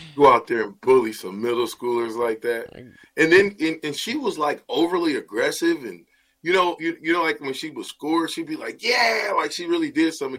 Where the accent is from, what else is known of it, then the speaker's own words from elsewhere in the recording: Nebraska, United States; I'm from Nebraska